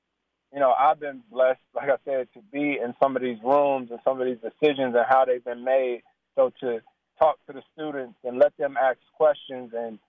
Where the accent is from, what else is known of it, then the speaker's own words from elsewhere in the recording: Winston-Salem, North Carolina, United States; I bring 4 to 5 kids from all of the NBA cities that I played in, including my hometown of Winston-Salem.